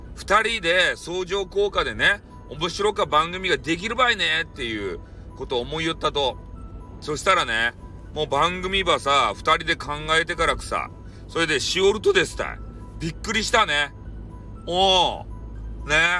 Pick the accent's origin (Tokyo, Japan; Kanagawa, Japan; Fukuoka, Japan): Fukuoka, Japan; Hakata; accent: Hakata dialect; 俺たちの博多弁